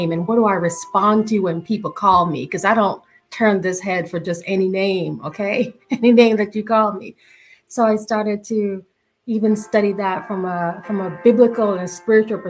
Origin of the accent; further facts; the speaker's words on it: Jamaica; I'm Jamaican.